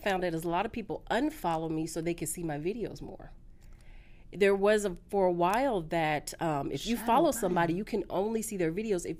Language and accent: English; California, United States; also born or lived in Dallas / Tampa; now in Atlanta, United States; You couldn't tell me nothing. Coming from California.